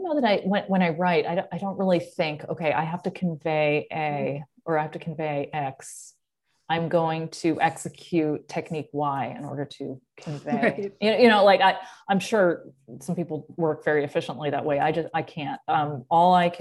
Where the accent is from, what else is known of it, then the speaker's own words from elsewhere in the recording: Massachusetts, United States; now in Los Angeles, United States; growing up in Massachusetts